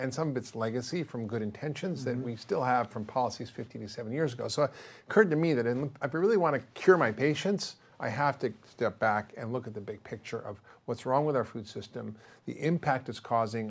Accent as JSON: {"language": "English", "country": "Spain", "tie": "born or raised there", "said": "I grew up in Spain. My parents lived there for 11 years after the war. They missed the whole junk food, fast food, processed food revolution in America. And I always grew up eating real whole food."}